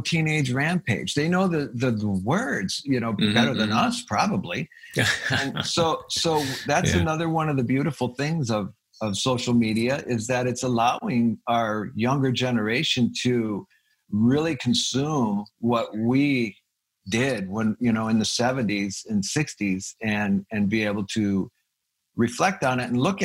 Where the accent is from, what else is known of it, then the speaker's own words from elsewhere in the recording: Fridley, Minnesota, United States; I was born in Minneapolis, Minnesota